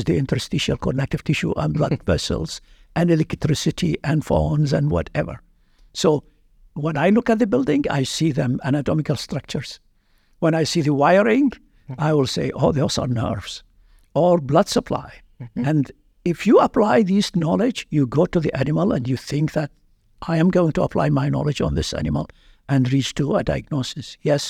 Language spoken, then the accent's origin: English; Baghdad, Baghdad Governorate, Iraq; moved away as an adult; now in Iowa, United States; I'm from Baghdad, Iraq